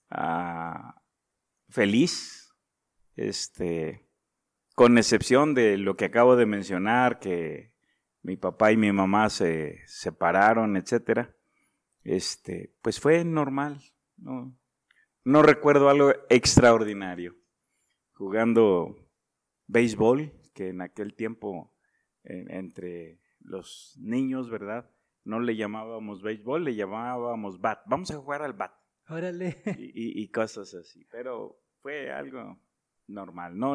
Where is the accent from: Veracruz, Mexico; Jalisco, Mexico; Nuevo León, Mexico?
Nuevo León, Mexico; Monterrey; born there; No. Ah, yo nací en Nuevo León.